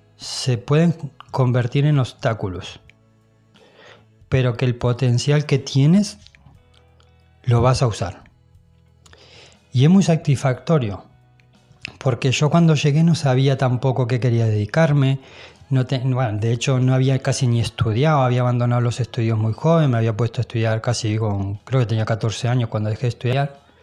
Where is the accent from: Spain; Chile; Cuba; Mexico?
Spain; now in Mallorca, Spain; yo soy español